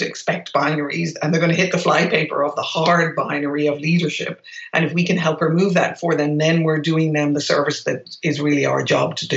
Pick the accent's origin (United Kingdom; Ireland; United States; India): Ireland; moved away as an adult; I grew up in Ireland in a predominantly white environment